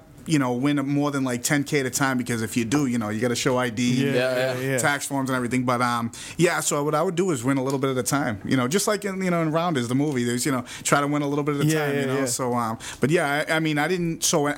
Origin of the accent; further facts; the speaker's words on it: Boston, Massachusetts, United States; accent: Boston; moved away as an adult; also born or lived in Florida / New York; Originally, I grew up in East Boston. I lived all over the place, including Florida, for a very long time